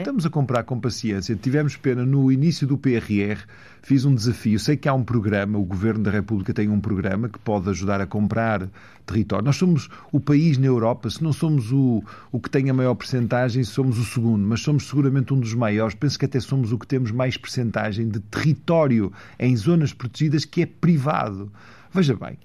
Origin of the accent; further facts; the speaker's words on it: Valongo, Norte, Portugal; also born or lived in Porto; eu nasci no Porto, fui para Valongo, cresci em Valongo, as minhas raízes são do Marão